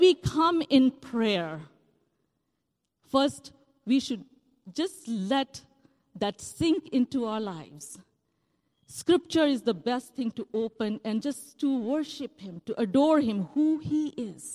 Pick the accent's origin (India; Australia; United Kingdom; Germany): India; moved away; Growing up in India